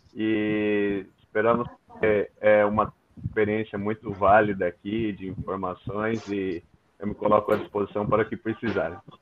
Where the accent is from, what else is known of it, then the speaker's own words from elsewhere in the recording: São Paulo, Brazil; moved away as an adult; now in Kaohsiung, Taiwan; Eu sou natural de São Paulo, né? Minha família toda de São Paulo